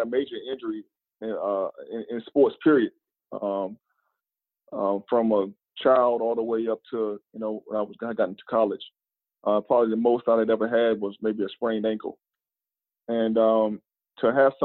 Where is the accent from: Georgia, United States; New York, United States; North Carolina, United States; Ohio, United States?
North Carolina, United States; moved away as an adult; they took me back to North Carolina, back to my hometown